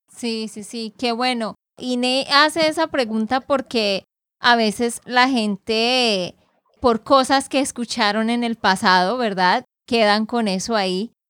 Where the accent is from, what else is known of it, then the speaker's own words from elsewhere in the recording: Santander, Colombia; de Santander, Colombia.